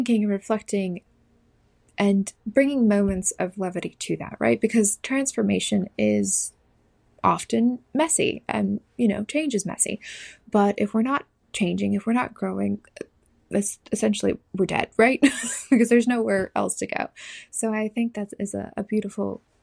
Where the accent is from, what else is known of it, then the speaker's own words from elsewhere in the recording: Southern California, United States; moved away as an adult; also born or lived in New Jersey; now in North Carolina, United States; I grew up in Southern California, and I went to university in New Jersey, where we met. And I have since moved to North Carolina